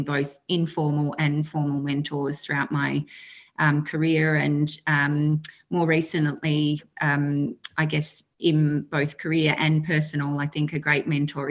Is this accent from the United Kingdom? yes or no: no; Western Victoria, Australia; I'm a Wotjobaluk woman from Western Victoria in Australia